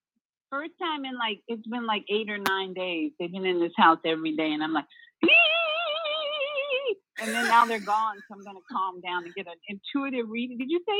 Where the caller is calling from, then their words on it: Orlando, Florida, United States; in Orlando, Florida. A little chilly down here right now, but we're going to be warmer later on today.